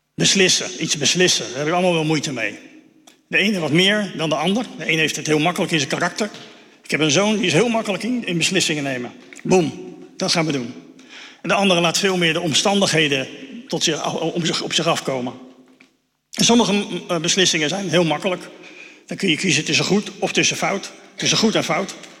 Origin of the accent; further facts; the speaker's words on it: Netherlands; Daar staan we ook als Nederlanders eh, best wel bekend om